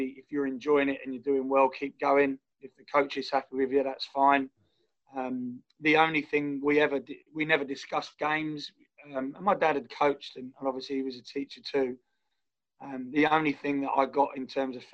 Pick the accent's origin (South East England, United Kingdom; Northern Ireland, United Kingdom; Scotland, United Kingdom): South East England, United Kingdom; Biggin Hill; moved away as an adult; also born or lived in Greenford, London / Harrow, Middlesex; now in Australia; We'd moved over from Greenford, where I was born in North London, to a place called Biggin Hill in Kent.